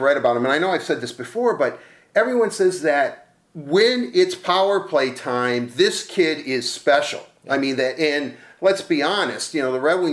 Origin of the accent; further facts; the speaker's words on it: Detroit, Michigan, United States; I grew up in Detroit.